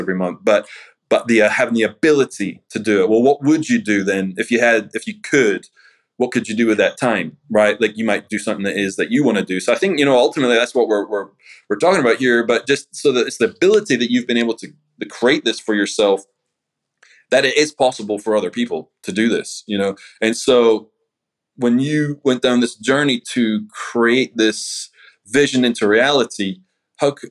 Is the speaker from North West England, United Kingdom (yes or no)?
no; Scotland, United Kingdom; moved away as an adult; now in United States; I'm from Scotland, you know, so being in the States, I mean, I'd come back and forward like 2-3 times a year